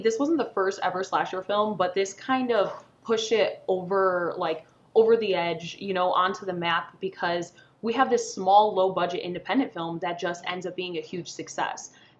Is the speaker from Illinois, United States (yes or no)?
yes; Illinois, United States; I grew up in Illinois, so I'm very, very well acquainted with Illinois suburbia.